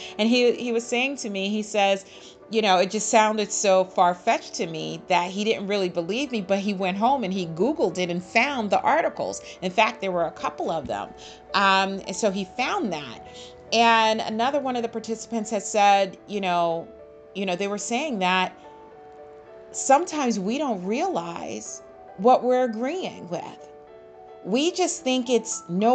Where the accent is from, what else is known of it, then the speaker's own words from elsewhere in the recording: United States; I, as an American from the United States of America